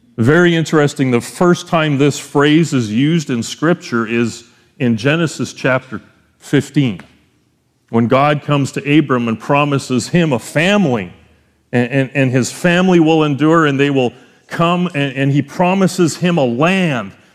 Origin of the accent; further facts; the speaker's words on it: Canada; as a Canadian citizen, I gotta pay double the tuition, 'cause it's in the States